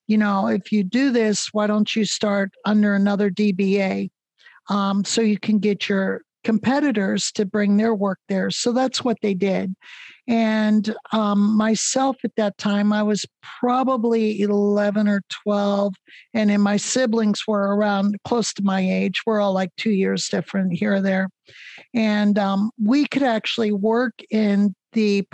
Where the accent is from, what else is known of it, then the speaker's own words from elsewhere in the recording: northwestern Pennsylvania, United States; I grew up in Pennsylvania, northwestern Pennsylvania